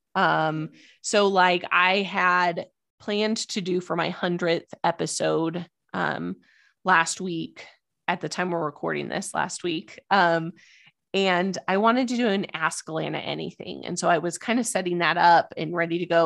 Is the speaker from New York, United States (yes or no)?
no; Idaho, United States; moved away as an adult; also born or lived in Albuquerque, New Mexico / East Coast / West Coast; now in Denver, United States; I was born and raised in Idaho.